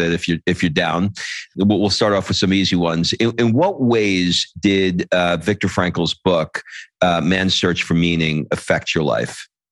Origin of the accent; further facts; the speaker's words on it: New York City, New York, United States; moved away as an adult; also born or lived in Atlanta / Los Angeles / Italy; I grew up in New York, and then I moved to Atlanta for 25 years